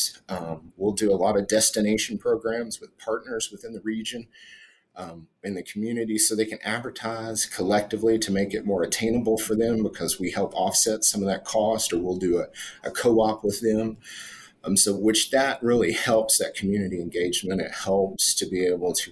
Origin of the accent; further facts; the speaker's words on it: Northeast Tennessee, United States; moved away as an adult; also born or lived in Florida / San Diego / Virginia Beach / North Carolina; now in Colorado Springs, United States; I'm originally from Northeast Tennessee.